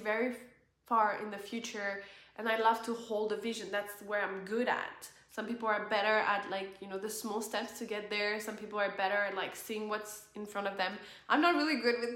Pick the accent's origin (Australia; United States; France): France; moved away as an adult; France, where I was born